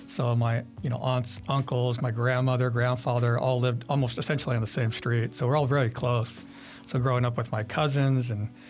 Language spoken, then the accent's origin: English; Sun Valley, California, United States; Yeah, Sun Valley, so like LA area, yeah.